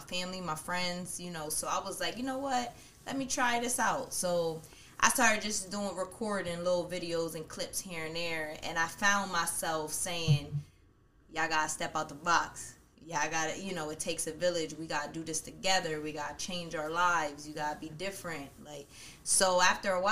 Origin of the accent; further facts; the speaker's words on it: United States; also born or lived in Bronx, New York City, New York, United States; my family came out here when I was about 5 or 6 years old. So I've been basically grown up around 13th and Derry my whole life.